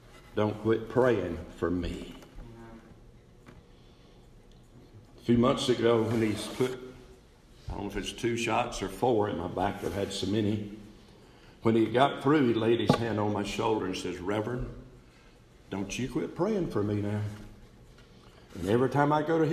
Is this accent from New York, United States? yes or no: no; East Bend, North Carolina, United States; moved away; I was back in East Bend, North Carolina, a little town